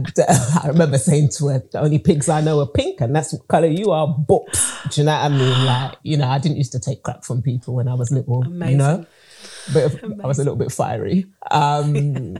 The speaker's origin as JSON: {"language": "English", "region": "England", "country": "United Kingdom", "tie": "born or raised there", "said": "I was born and bred in England, but my family are from Grenada in the Caribbean"}